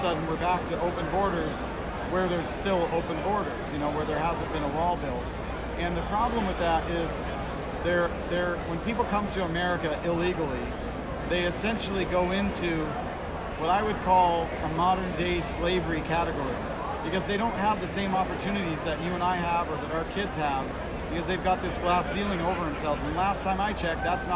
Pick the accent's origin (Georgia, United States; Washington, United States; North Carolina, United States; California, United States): Washington, United States; Eastern; I'm coming from Washington State, not to be confused with the other Washington. And I'm from Eastern Washington